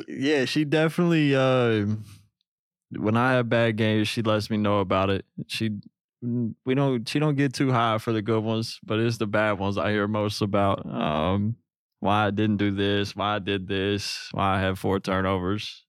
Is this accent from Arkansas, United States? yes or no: yes; Newark, Arkansas, United States; moved away as an adult; now in Los Angeles, United States; from where I'm from